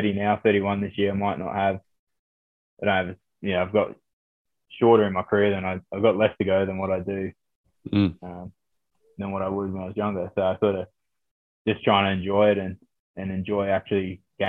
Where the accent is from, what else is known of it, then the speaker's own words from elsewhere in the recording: Sydney, New South Wales, Australia; moved away as an adult; now in Gloucester, United Kingdom; So I'm Aussie. I was born in Oz. My mum's Australian. I was born in Sydney, but my dad's from Christchurch in New Zealand.